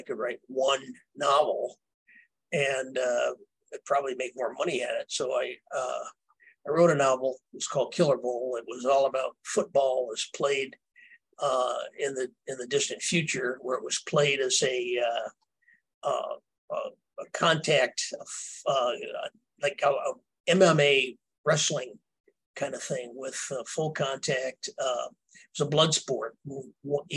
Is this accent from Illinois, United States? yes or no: yes; Earlville, Illinois, United States; growing up in Earlville